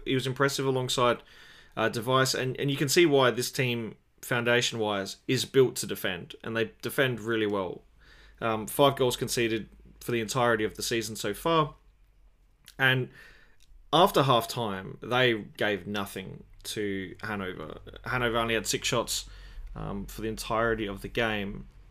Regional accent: Australia; as an Australian

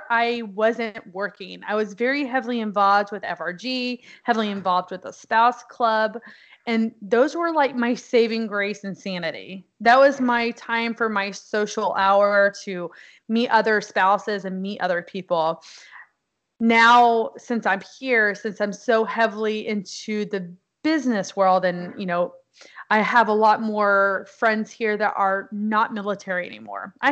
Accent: Texas, United States; so we were at Fort Hood, which was nice because I am from Texas.

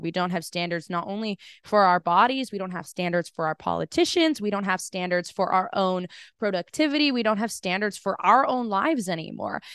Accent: United States; being an American

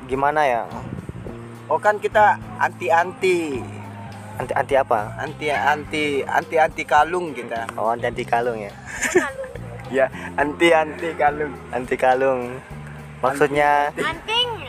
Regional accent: Sumbawa, West Nusa Tenggara, Indonesia; Saya orang Sumbawa, saya mas.

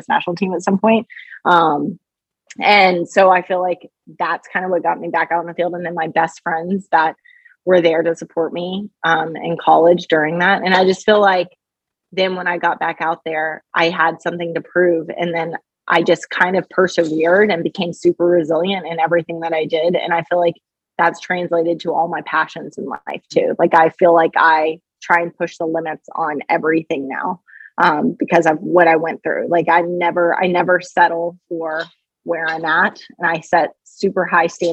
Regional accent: Kentucky, United States; also born or lived in Australia; now in Chicago, United States; I grew up in Kentucky

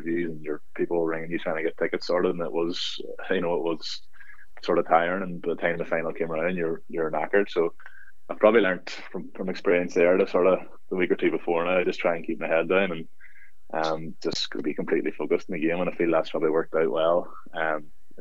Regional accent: Castlederg, Northern Ireland, United Kingdom; I'm from Castlegar originally, and that's Derghview, sort of the local team there. So I would have grew up following them

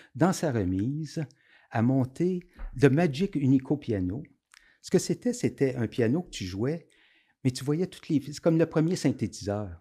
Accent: Aylmer, Quebec, Canada; je viens d'Elmer, donc je connaissais le Chaudière

